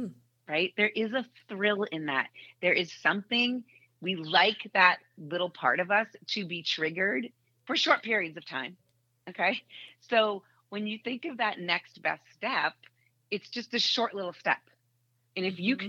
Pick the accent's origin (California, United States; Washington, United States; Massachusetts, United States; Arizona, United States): Massachusetts, United States; Boston; now in Indianapolis, United States; I grew up in Boston.